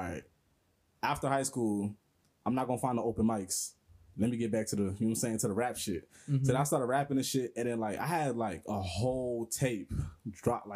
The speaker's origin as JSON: {"language": "English", "town": "Naples", "region": "Florida", "country": "United States", "tie": "born or raised there", "also_born_or_lived": "Beaufort, South Carolina", "said": "I came from Naples. I was born in South Carolina in a military base called Beaufort. And then we just came here"}